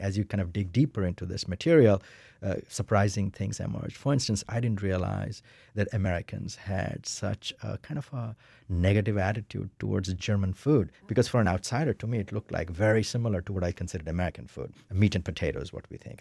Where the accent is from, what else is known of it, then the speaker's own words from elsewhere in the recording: India; moved away as an adult; now in United States; I'm an Indian middle class male